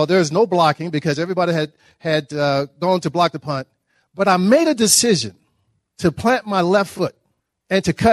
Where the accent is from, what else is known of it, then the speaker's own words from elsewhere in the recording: Dallas, Texas, United States; moved away as an adult; also born or lived in Notre Dame, Indiana; I grew up in Dallas, Texas, and we have plenty of dirty lakes